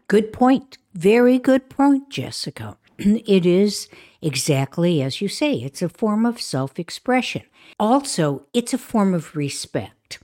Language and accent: English; Chicago, Illinois, United States; I grew up in Chicago